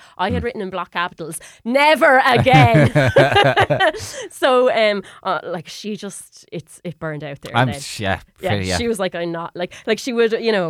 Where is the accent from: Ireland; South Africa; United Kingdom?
Ireland; Waterford, Munster; And I said, oh, sorry, look, I'm from Waterford.